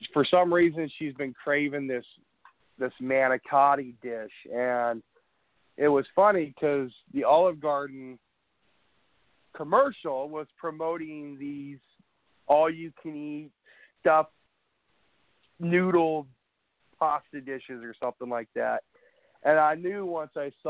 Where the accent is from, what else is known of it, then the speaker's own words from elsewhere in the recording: Tillamook, Oregon, United States; I was born and raised in Tillamook, in Tillamook, Oregon.